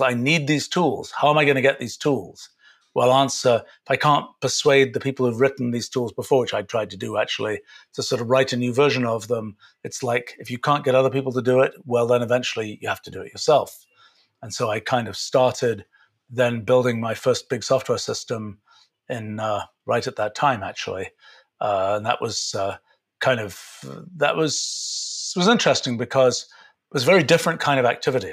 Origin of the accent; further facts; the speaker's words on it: England, United Kingdom; I grew up in England.